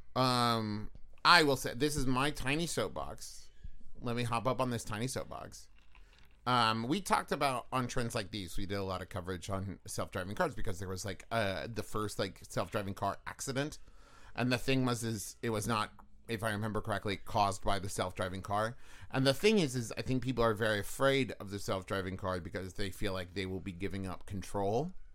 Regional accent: Huntington, West Virginia, United States; moved away; also born or lived in Los Angeles, California; growing up in West Virginia, in Huntington

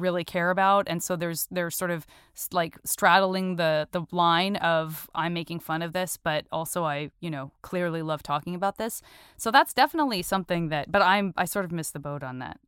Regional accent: Arizona, United States; moved away as an adult; I'm from Arizona

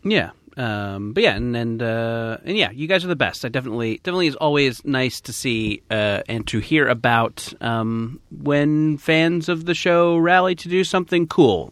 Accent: United States; we Americans

